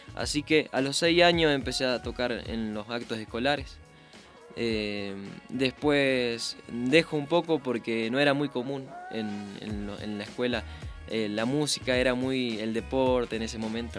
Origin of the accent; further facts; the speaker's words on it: Santa Fe, Argentina; En mi provincia, en Santa Fe, em, se escucha mucha cumbia santafesina